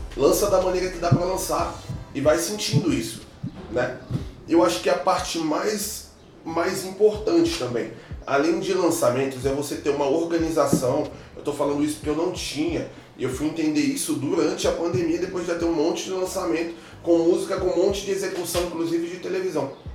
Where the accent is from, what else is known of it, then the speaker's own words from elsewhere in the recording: Brasília, Federal District, Brazil; also born or lived in Rio de Janeiro; eu sou natural do Rio de Janeiro, não contei isso no início. Mas eu sou criado em Brasília, então me considero brasiliense